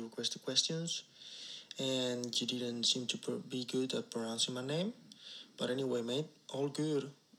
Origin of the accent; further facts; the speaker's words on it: Spain; accent: Spanish; English is a second language; from Spain